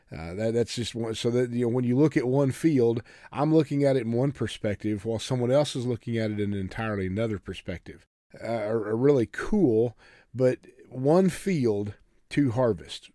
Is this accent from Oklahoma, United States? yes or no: yes; Oklahoma, United States; I come from farm ground. I come from Oklahoma and, and, and the old red dirt country